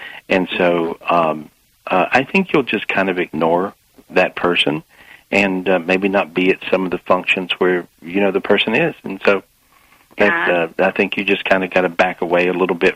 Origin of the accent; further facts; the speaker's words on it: North Carolina, United States; I'm from North Carolina